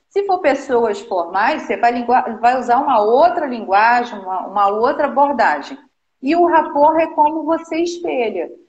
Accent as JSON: {"language": "Portuguese", "town": "Nova Friburgo", "region": "Rio de Janeiro", "country": "Brazil", "tie": "born or raised there", "moved": "as an adult", "said": "eu sou natural aqui do Rio de Janeiro, de Novo Friburgo, uma cidade que eu amo de paixão, que eu fui nasci, nasci criada"}